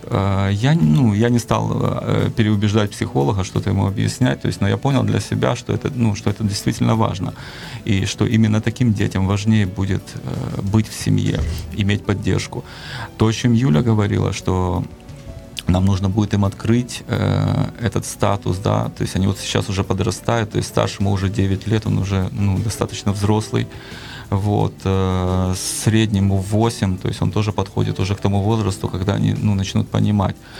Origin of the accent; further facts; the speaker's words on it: Kyiv, Ukraine; я родился и вырос в Киеве.